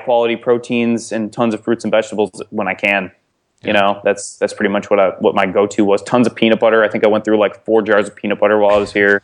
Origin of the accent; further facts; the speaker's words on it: Glenview, Illinois, United States; moved away as an adult; also born or lived in Iowa City, Iowa; I'm from Chicago originally, but I went to school in Iowa City, so I've been there for the last four years